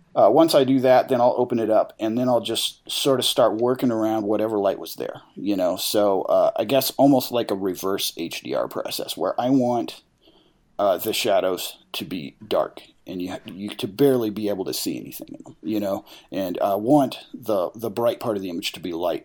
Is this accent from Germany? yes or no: no; Farmington, New Mexico, United States; I was born in Farmington